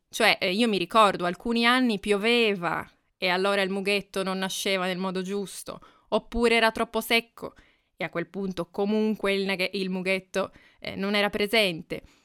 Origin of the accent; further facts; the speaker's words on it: Piedmont, Italy; now in Assisi, Italy; vicino alla casa in cui sono cresciuta, quindi torniamo in Piemonte oggi